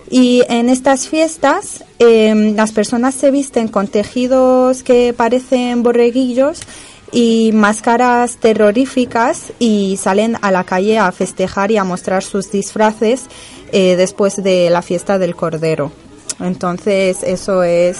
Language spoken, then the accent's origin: Spanish; Casablanca, Casablanca-Settat, Morocco; de donde yo vengo, Casablanca